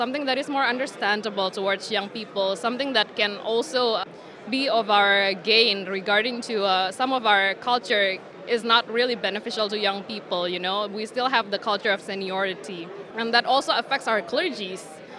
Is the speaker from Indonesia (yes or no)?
yes; Indonesia; I'm from Indonesia. Okay, I'm actually 30 years old.